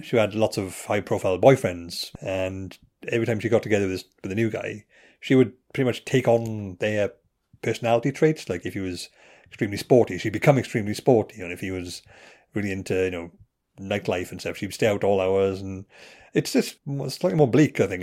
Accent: Wales, United Kingdom; I'm Welsh

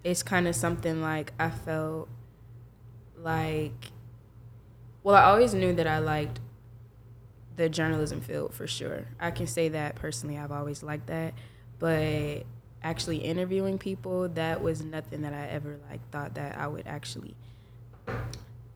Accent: Jacksonville, Florida, United States; now in Tallahassee, United States; I'm from Jacksonville, Florida

